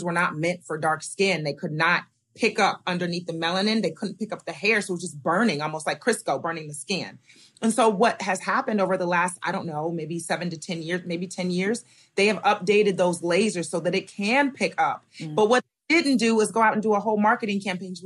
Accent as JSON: {"language": "English", "town": "Diamond Bar", "region": "California", "country": "United States", "tie": "born or raised there", "said": "I grew up in Diamond Bar, California."}